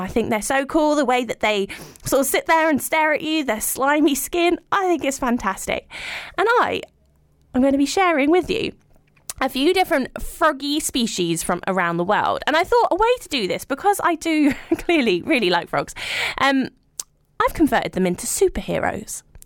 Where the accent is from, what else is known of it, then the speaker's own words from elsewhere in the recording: London, United Kingdom; I grew up in London